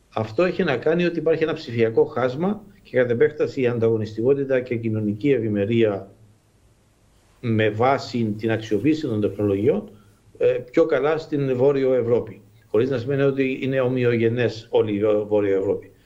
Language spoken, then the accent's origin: Greek; Cyprus